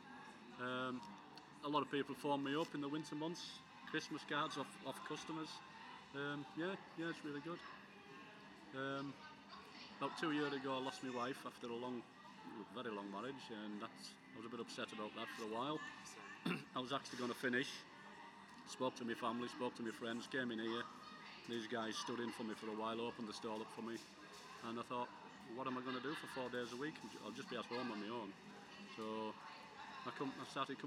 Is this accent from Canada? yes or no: no; Carlisle, North West England, United Kingdom; also born or lived in Preston; now in Blackpool, United Kingdom; I'm from Carlisle originally.